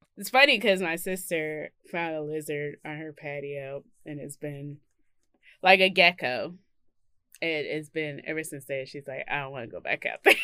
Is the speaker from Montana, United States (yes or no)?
no; Mississippi, United States; I come from Mississippi